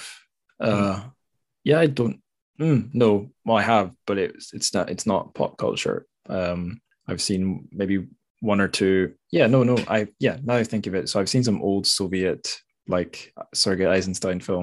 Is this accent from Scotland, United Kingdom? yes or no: yes; Scotland, United Kingdom; although I'm not English, but definitely middle class angst, I definitely felt growing up in Scotland.